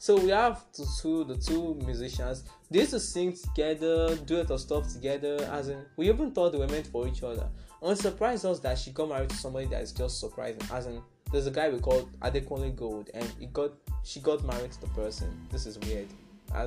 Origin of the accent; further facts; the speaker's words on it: Nigeria; I'm also a Nigerian